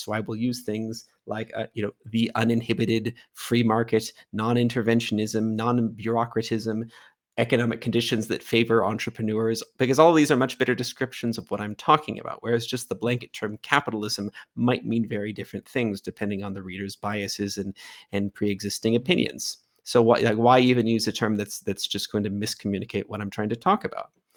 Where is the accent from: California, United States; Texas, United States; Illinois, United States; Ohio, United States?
California, United States; moved away as an adult; also born or lived in Ecuador; now in Armenia